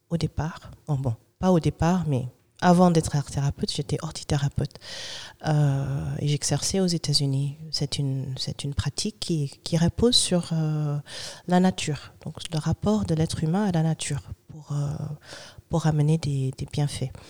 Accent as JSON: {"language": "French", "country": "Germany", "tie": "born there", "said": "Donc moi, je suis un brown baby. C'est-à-dire, je suis née en Allemagne d'un noir américain"}